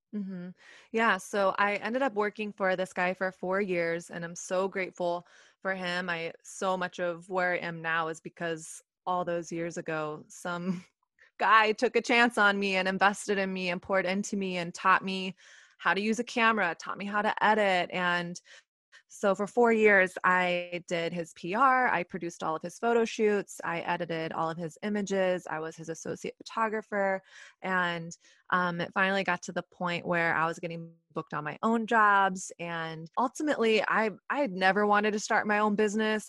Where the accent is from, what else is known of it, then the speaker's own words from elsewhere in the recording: Texas, United States; moved away as an adult; now in New York City, United States; I'm from Texas